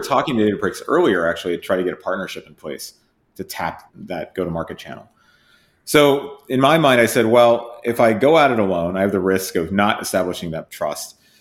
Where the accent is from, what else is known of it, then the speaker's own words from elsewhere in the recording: Whitesburg, Kentucky, United States; moved away; also born or lived in United Kingdom / Massachusetts; I grew up in a town called Whitesburg